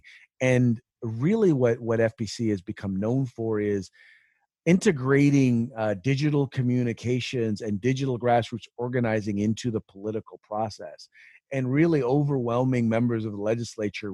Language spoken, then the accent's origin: English; San Francisco Bay Area, California, United States; also born or lived in Chico, California / Sacramento, California; Born and raised in the People's Republic of California